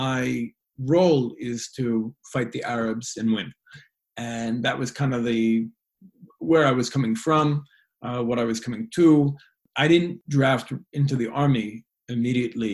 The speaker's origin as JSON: {"language": "English", "town": "New York City", "region": "New York", "country": "United States", "tie": "born or raised there", "said": "I grew up in New York City"}